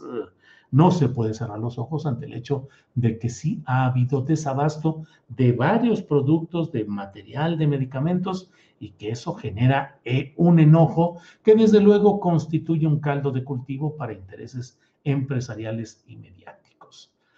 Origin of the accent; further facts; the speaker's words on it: San Luis Potosí, Mexico; moved away as an adult; also born or lived in Torreón, Coahuila / Mexico City; now in Zapopan, Mexico; desde mi tierra natal, Torreón, Coahuila, que soy un lagunero, pues sí, ya también muy correteado y muy apedreado porque han dado para arriba y para abajo en San Luis Potosí, donde eh, crecí, donde viví mi juventud